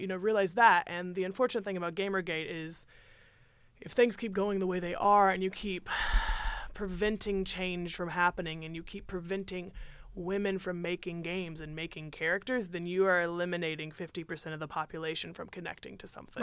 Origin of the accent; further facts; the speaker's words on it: United States; as American citizens